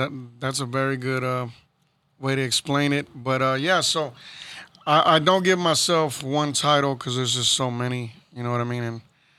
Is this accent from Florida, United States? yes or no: no; Houston, Texas, United States; As a kid, I grew up in Magnolia, South Houston as well.